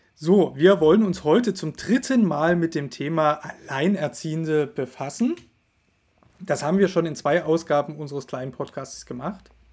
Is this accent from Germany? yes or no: yes; Germany; bei uns in Deutschland